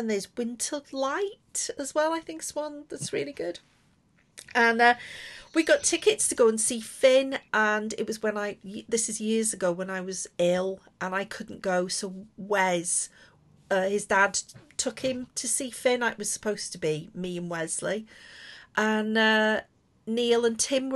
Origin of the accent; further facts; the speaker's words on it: Liverpool, North West England, United Kingdom; I'm from Liverpool as well